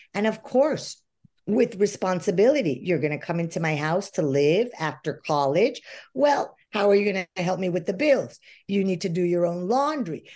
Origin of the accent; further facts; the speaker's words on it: Venezuela; moved away as an adult; I lived in Venezuela my whole life. I grew up in Venezuela and just emigrated 10 years ago.